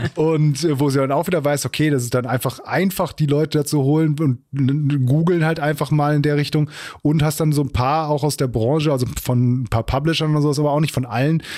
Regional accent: Germany; als, als Deutscher

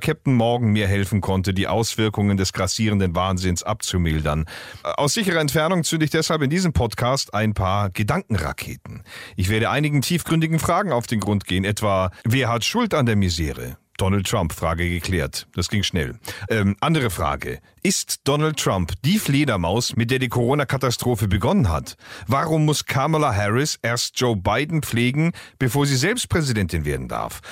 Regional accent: Germany; bei uns in Deutschland

